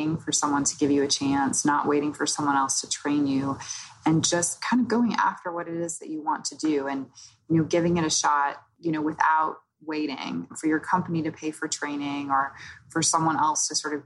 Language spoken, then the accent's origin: English; Oklahoma, United States; moved away; also born or lived in New York; I grew up in Oklahoma, so I think I had the more sort of Southern friendly vibe